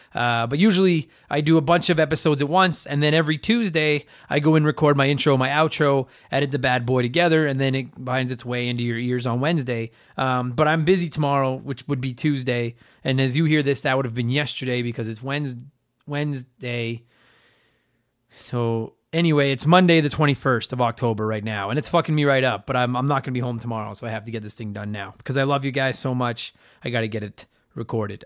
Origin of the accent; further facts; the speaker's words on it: Edmonton, Alberta, Canada; my hometown